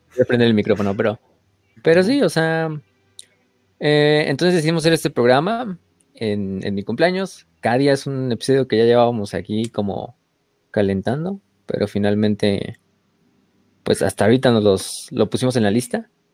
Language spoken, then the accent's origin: Spanish; Mexico; Como mexicanos